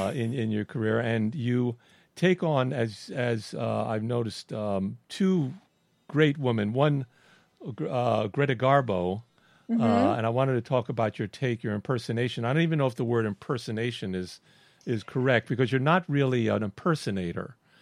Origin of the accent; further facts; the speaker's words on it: Miami, Florida, United States; accent: New York; But I had a New York accent too, and because I was brought up in Miami, but my father would talk Brooklyn, and so.